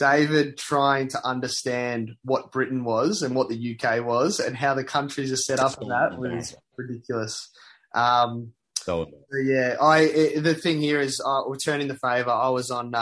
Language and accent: English; Australia; being Australian